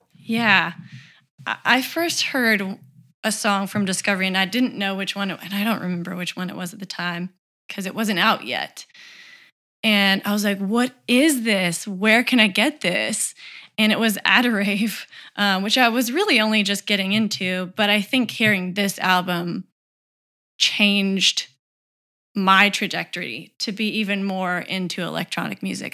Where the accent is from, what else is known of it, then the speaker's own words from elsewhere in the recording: Tennessee, United States; I'm from Tennessee